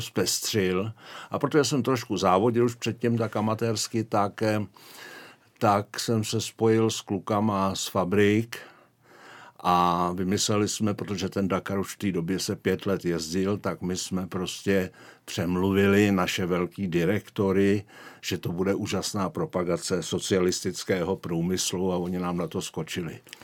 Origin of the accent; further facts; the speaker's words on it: Prague, Czechia; moved away as an adult; also born or lived in Šumava foothills (Podlesí); now in Šumava region, Czech Republic; já pocházím z Prahy, ale odstěhovali jsme se tam eh, už asi před 30 lety